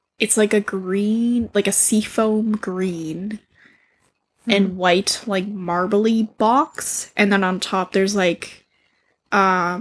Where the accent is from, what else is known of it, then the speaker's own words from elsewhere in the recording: Canada; we're Canadian